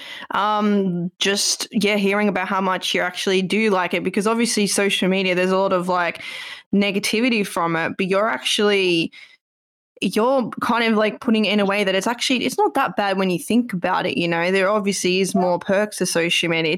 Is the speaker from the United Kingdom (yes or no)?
no; Australia; moved away; I'm from Australia